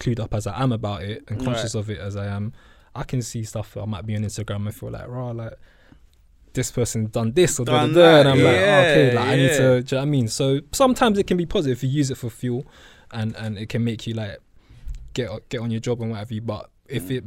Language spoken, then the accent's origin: English; London, United Kingdom; we're two guys from South London.